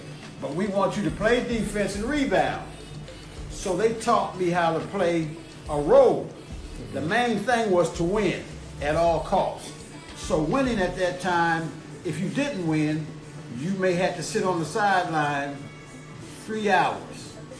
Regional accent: Columbus, Ohio, United States; born or raised there

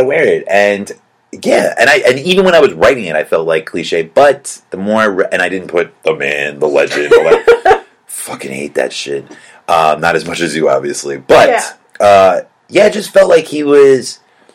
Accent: New York, United States; being from New York. We're from New York, and we have everything

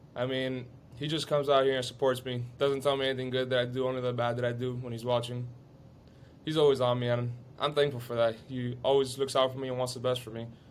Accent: Miami, Florida, United States; I was born here in Miami. Me and my, I have a younger sister. We were both born here, but everybody else is obviously Cuban

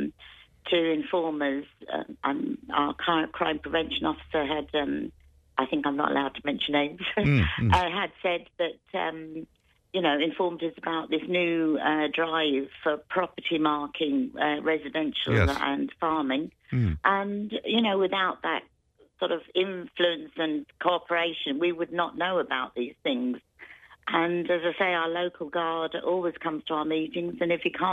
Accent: Greece; moved away as an adult; also born or lived in London; now in Ireland; I was born in London, but lived in Greece all my life, but came back to Ireland, where my parents are from

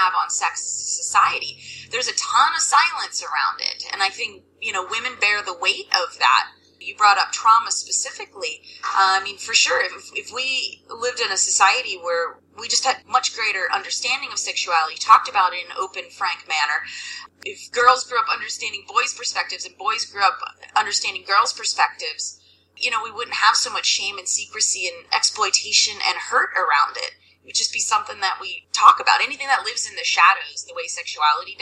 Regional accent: suburbs of Philadelphia, Pennsylvania, United States; I'm from Pennsylvania, suburbs of Philadelphia, and definitely kind of grew up a good girl, kind of small town thing

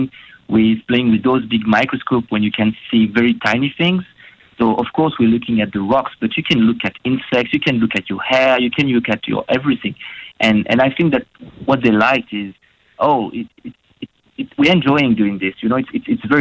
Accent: France; moved away as an adult; also born or lived in Western Australia; now in Australia; I'm from France

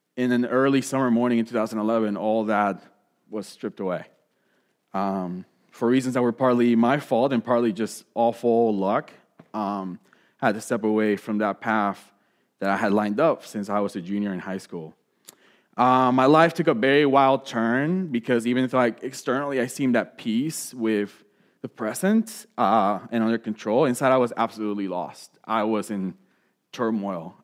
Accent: Puerto Rico; moved away; growing up in Puerto Rico

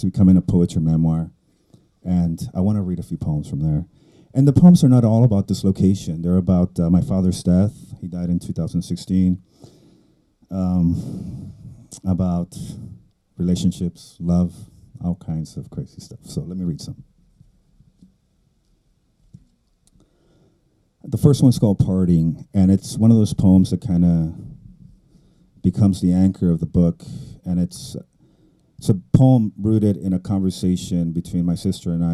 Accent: South Texas, United States; first language Spanish; English is a second language; also born or lived in Mexico; South Texas, the borderland. That's where I grew up. I was born in Texas, but I lived in Mexico until I was 9

